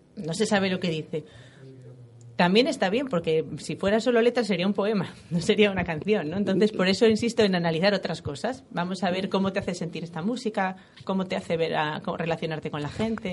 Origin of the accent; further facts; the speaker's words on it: Gijón, Asturias, Spain; Soy de Gijón